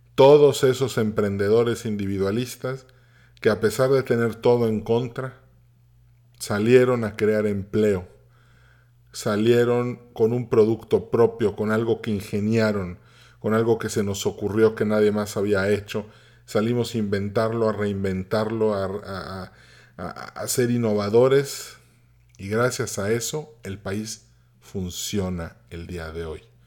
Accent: Mérida, Yucatán, Mexico; yo nací en Mérida, Yucatán

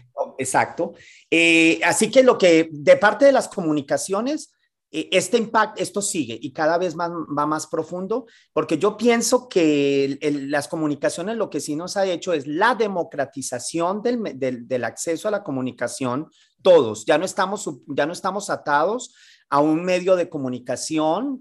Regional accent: Colombia; moved away as an adult; also born or lived in Mexico City, Mexico / Miami, United States; now in San Francisco, United States; luego regresé a Colombia. Soy un co, un, un, un latino, porque hoy más que hoy que colombiano, yo me veo como un latino

